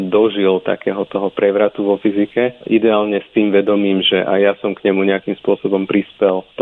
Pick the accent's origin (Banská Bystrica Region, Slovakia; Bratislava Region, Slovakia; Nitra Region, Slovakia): Bratislava Region, Slovakia; Bratislava; moved away as an adult; also born or lived in New Zealand; now in Groningen, Netherlands; pochádzam z Bratislavy.